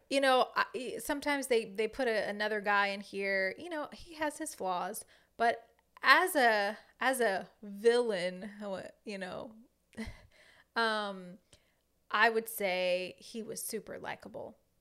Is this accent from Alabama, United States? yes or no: no; Southern Louisiana, United States; a Cajun girl from Southern Louisiana.